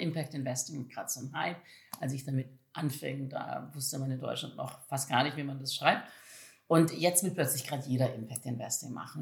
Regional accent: Valais, Switzerland; moved away; ich selber bin im Kanton Wallis in der Südschweiz groß geworden, also relativ ländlich in der Nähe von Zermatt

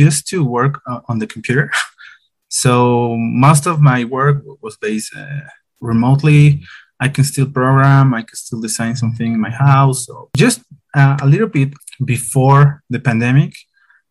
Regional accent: La Paz, Bolivia; I'm from La Paz, Bolivia

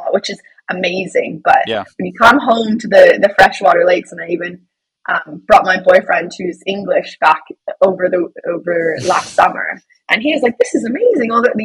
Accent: London, Ontario, Canada; I am originally from London, Ontario

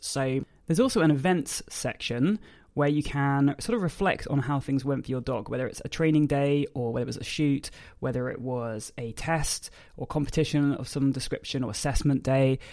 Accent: United Kingdom; I'm a British force-free gun dog trainer

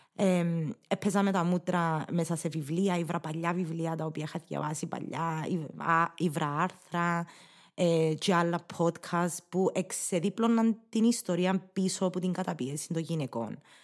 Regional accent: Cyprus; accent: Cypriot Greek; first language English; Greek is a second language; να γράψεις κυπριακά όπως τα μιλάς

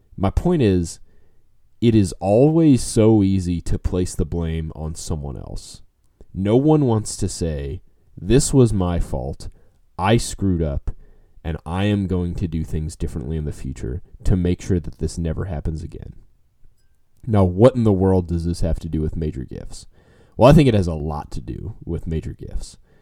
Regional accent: New Orleans, Louisiana, United States; now in Texas, United States; I grew up in New Orleans. Now I live in Texas

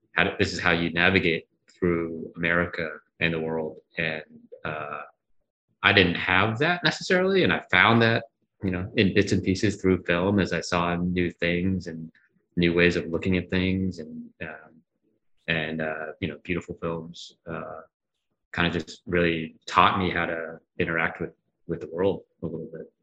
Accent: Worcester, Massachusetts, United States; also born or lived in New York; I grew up in Massachusetts. I was born and raised in Worcester, Massachusetts. So East Coast boy.

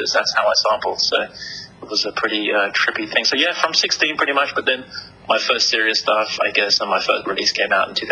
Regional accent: England, United Kingdom; moved away as an adult; also born or lived in Hawaii; now in California, United States; I was actually born in England and raised in England, and you probably hear from the accent. And then I moved to America about 10 years ago

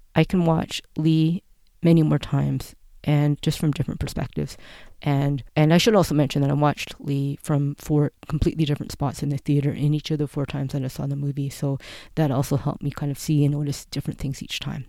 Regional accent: Canada; I am a Canadian, and being a Canadian who grew up in the Canadian school system

